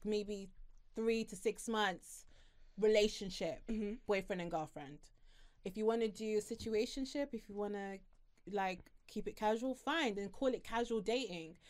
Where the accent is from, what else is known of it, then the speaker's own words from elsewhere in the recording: Harrow, London, United Kingdom; I'm from a small town, no, not small town, but I'm from Harrow